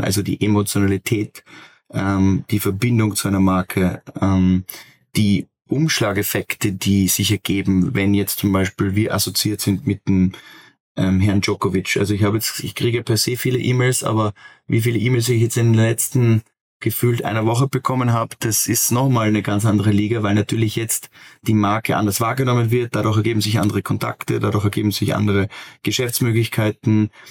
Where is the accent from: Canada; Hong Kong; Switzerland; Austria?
Austria; als Österreicher